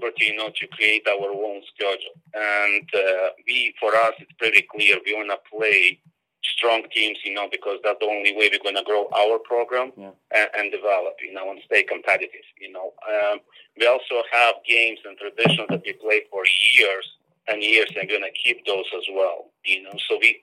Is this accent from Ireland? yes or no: no; Moldova; moved away as an adult; now in United States; that's my homeland, you know, that's my hometown